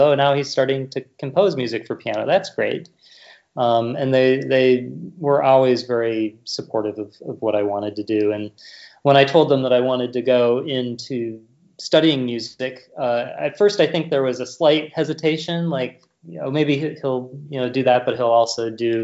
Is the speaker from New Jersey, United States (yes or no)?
no; Rochester, Minnesota, United States; I grew up in Rochester, Minnesota